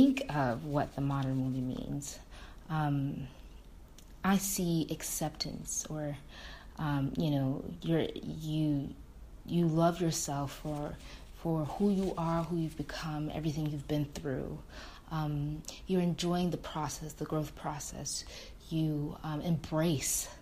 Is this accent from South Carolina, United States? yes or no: no; Michigan, United States; I am from the beautiful state of Michigan